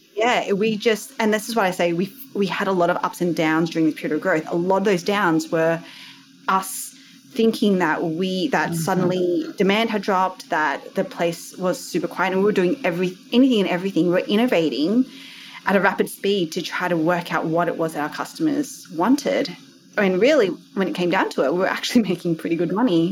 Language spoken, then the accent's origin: English; Australia; accent: Aussie; also born or lived in Sydney, Australia; You might be able to tell from my accent, I am Aussie.